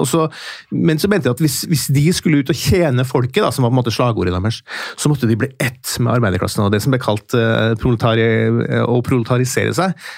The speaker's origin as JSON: {"language": "Norwegian", "town": "Steinkjer", "region": "Trøndelag", "country": "Norway", "tie": "born or raised there", "accent": "Trøndersk", "moved": "yes", "said": "mens jeg kommer fra Midt-Norge, da, derav min trønderske eh, melodi. Eh, og En liten by som heter Steinkjer, og der eh, vokste opp"}